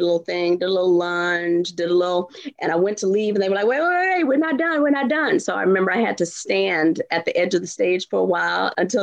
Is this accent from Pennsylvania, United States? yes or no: no; Houston, Texas, United States; moved away; Houston, born and raised